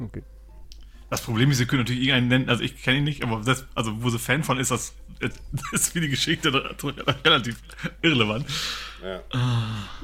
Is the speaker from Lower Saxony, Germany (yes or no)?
yes; Lower Saxony, Germany; Also ich komme aus Niedersachsen